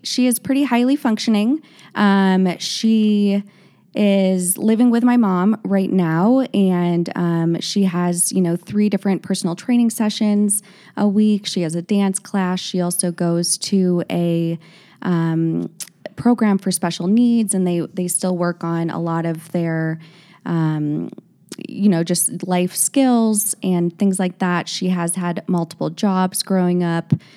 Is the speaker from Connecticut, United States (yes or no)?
no; Naperville, Illinois, United States; I grew up in Naperville, Illinois with my parents and two sisters